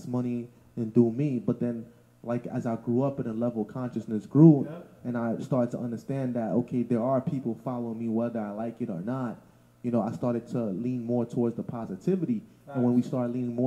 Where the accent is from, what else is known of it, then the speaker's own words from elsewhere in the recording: New York City, New York, United States; also born or lived in Canarsie, Brooklyn; I'm from Bushwick. I grew up in Bushwick, then I moved to Canarsie